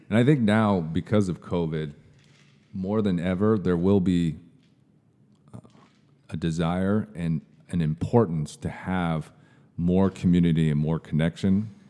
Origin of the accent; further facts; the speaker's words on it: Kirkland, Washington, United States; moved away; I was from a suburb of uh, Seattle. It's called the East Side. So mm-hmm. I was born in Kirkland.